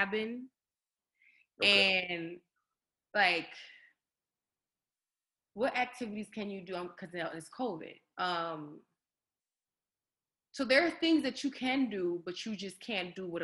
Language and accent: English; Chicago, Illinois, United States; also born or lived in Philadelphia, Pennsylvania / Alabama; now in Minnesota, United States; So I'm born in Philly, we got a winter. Raised in Chicago, we got a winter.